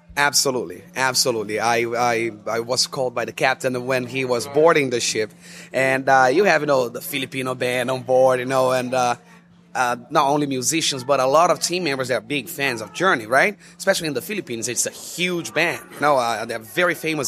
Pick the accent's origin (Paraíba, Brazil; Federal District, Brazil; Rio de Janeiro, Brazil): Rio de Janeiro, Brazil; moved away as an adult; I'm from Rio de Janeiro, Brazil, and where, where I was born and raised.